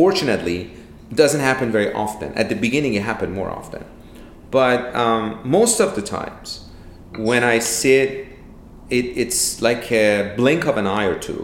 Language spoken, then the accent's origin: English; Iran; moved away; I'm originally from Iran